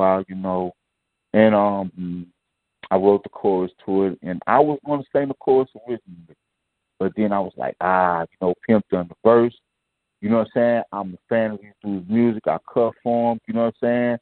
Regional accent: New Orleans, Louisiana, United States; moved away; also born or lived in Houston, Texas; even though I was born in New Orleans, I was raised partially in Houston, too.

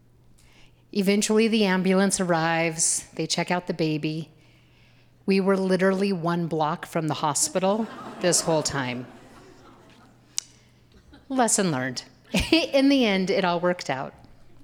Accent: Boise, Idaho, United States; I grew up here in Boise

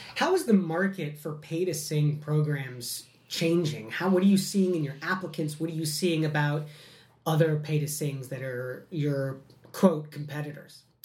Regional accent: Midwest, United States; I'm a Midwesterner

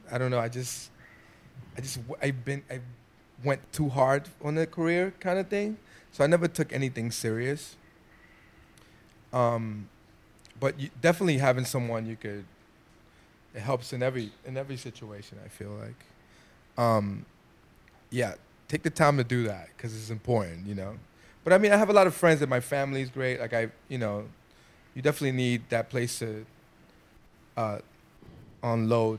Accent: New York City, New York, United States; I'm a kid from the Bronx.

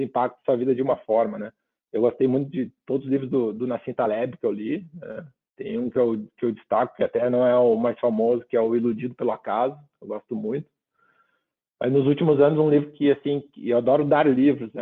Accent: Rio Grande do Sul, Brazil; como bom gaúcho, um bom churrasco

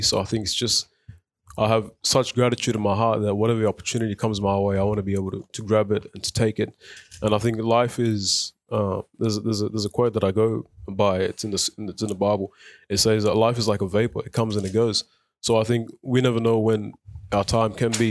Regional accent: Footscray, Victoria, Australia; English is a second language; also born or lived in South Sudan / Egypt; now in Melton, Australia; we moved to Australia in two thousand and five. Um, and then we grew up in Footscray, and now we reside in Melton

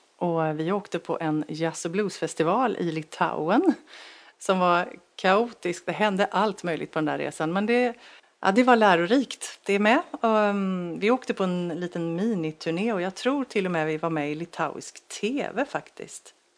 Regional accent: Ljungskile, Västra Götaland, Sweden; moved away; i Ljungskile, Lyckorna där, där jag växte upp

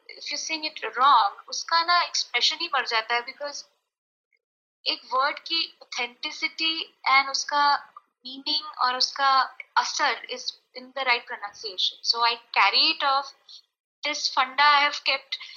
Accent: Rajasthan, India; moved away; also born or lived in Mumbai; मैं राजस्थान में बड़ी, अच्छा। बड़ी हुई हूँ अच्छा पली बड़ी हुई

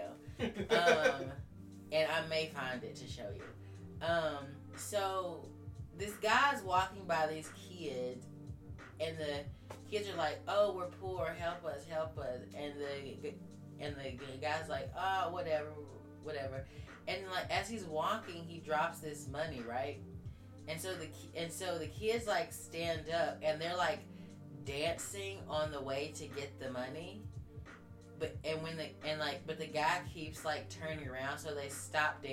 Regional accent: United States; I'm American

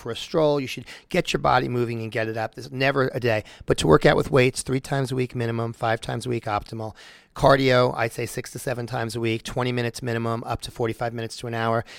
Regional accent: Long Island, New York, United States; moved away; I'm from New York, so I go home to New York quite a bit. And I'm in Long Island

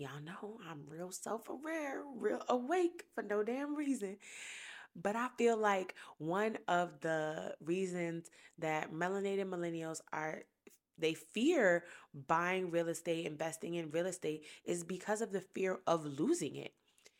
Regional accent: Brooklyn, New York, United States; now in Columbia, United States; I am from Brooklyn, New York. So is my husband. We some motherfucking city kids. And we now own our first property in Columbia, South Carolina.

